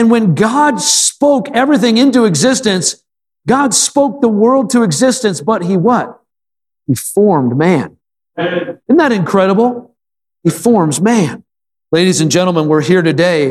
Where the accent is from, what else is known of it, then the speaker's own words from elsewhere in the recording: Wisconsin, United States; moved away; I grew up in Wisconsin where there's a lot of ducks